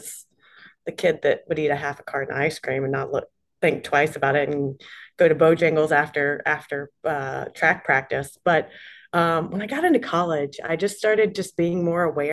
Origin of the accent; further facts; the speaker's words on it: Charlotte, North Carolina, United States; I live in Charlotte, North Carolina. That's where I'm originally from. It's my hometown.